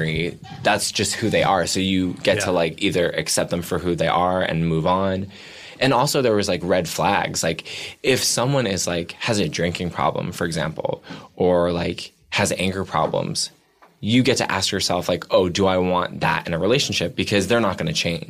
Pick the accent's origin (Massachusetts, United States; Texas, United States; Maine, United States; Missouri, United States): Massachusetts, United States; Bedford; Outside of Boston and a town called Bedford.